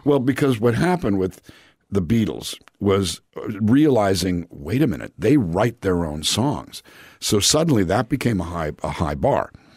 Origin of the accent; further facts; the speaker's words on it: Calexico, California, United States; moved away as an adult; also born or lived in Los Angeles, California; I grew up in a town called Calexico, California, which is a small town on the Mexican border